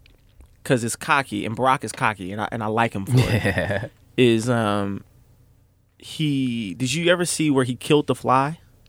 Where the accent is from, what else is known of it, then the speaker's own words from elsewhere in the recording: Kansas City, United States; I grew up in Kansas City.